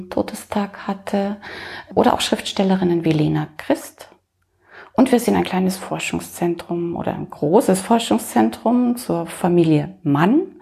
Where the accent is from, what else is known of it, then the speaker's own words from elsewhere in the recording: Munich, Bavaria, Germany; Ja, ich stamme aus München, bin hier geboren, bin Literaturwissenschaftlerin